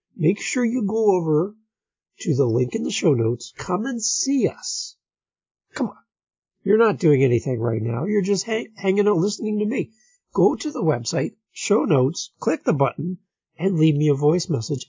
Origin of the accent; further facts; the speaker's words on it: St. Catharines, Ontario, Canada; my hometown, St. Catharines, Ontario, Canada